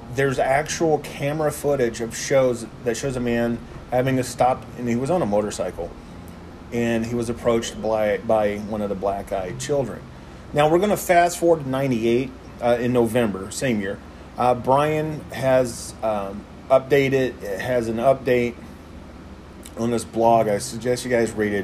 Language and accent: English; Texas, United States; moved away; my home state of Texas.